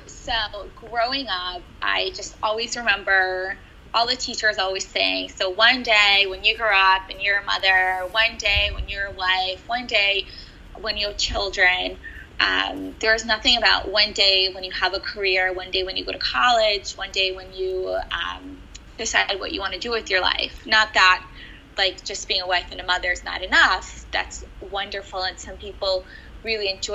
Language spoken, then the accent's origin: English; Cleveland, Ohio, United States; moved away; I grew up in Cleveland, Ohio